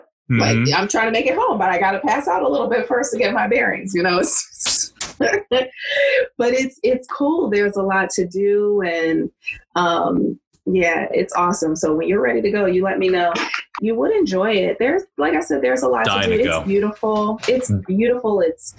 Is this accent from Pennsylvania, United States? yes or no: yes; Philadelphia, Pennsylvania, United States; I knew the area, you know, from growing up in Philadelphia.